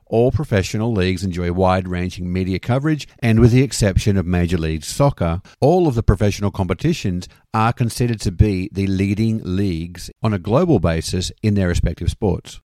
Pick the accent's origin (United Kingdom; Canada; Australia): Australia; Sydney, New South Wales; now in United States; having been a regular going to Sydney Swans games when I lived back home